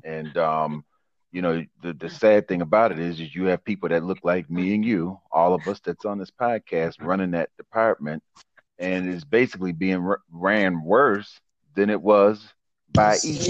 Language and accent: English; Buffalo, New York, United States; born or raised there